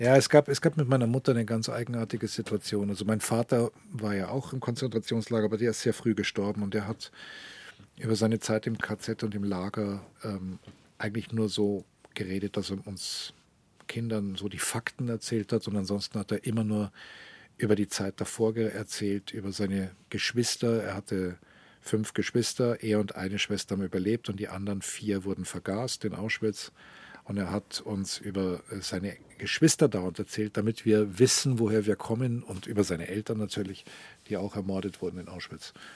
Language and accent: German; Munich, Bavaria, Germany; first language German; moved away as an adult; also born or lived in Rome, Italy; now in Tel Aviv, Israel; München ist meine Heimatstadt